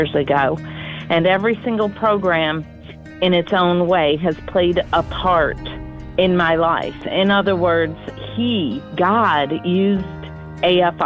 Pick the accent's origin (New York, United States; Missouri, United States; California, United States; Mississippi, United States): Mississippi, United States; Waterford; I'm from Waterford, Mississippi.